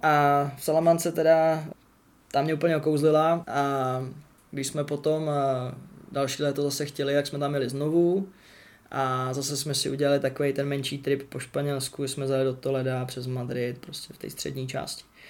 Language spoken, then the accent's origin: Czech; Czechia; first language Czech; moved away as an adult; now in England; jsem Čech